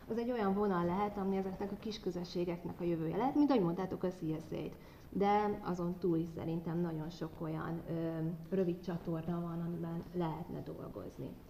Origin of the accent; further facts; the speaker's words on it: Kecskemét, Bács-Kiskun, Hungary; Én egyébként kecskeméti vagyok, és azon kecskeméten van egy tanyás gazdaságunk a családommal